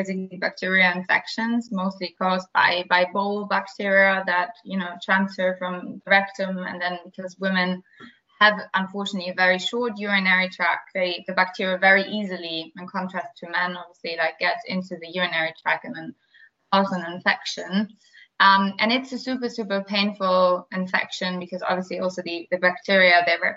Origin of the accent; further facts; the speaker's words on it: Berlin, Germany; accent: German; English is a second language; now in London, United Kingdom; I'm German, as you probably hear from my accent. I was born in Berlin